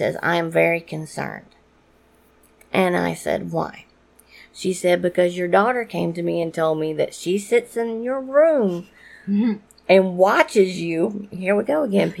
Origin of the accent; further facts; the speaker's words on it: New Orleans, Louisiana, United States; I am from New Orleans and I am half Cajun.